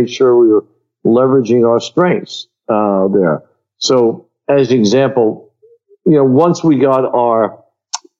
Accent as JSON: {"language": "English", "town": "New York City", "region": "New York", "country": "United States", "tie": "born or raised there", "said": "I was born in Queens"}